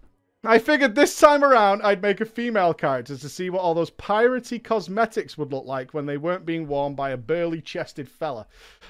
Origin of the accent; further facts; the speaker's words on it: Manchester, North West England, United Kingdom; I'm from Manchester